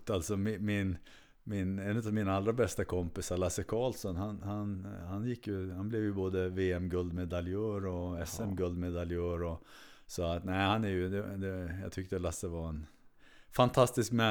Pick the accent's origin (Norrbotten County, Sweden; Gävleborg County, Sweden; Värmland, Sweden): Norrbotten County, Sweden; Kiruna; also born or lived in Uppsala; född och uppvuxen i Kiruna.